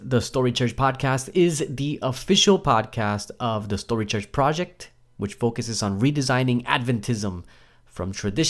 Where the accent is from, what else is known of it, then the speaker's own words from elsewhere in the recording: New Jersey, United States; now in Perth, Australia; I grew up in New Jersey.